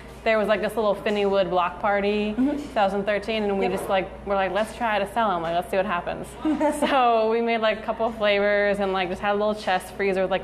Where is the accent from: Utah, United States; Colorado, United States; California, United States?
Colorado, United States; Denver; now in Seattle, United States; I'm not originally from Seattle. I'm from Denver, Colorado